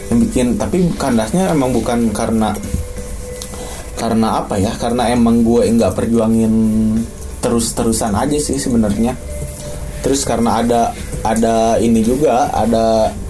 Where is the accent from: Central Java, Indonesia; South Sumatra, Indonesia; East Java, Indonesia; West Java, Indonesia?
West Java, Indonesia; Ujung Berung; Gue Ujung Berung anjing. Ujung Berung juga udah jauh anjing.